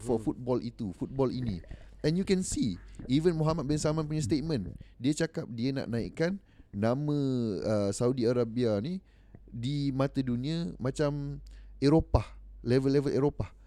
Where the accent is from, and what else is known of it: Malaysia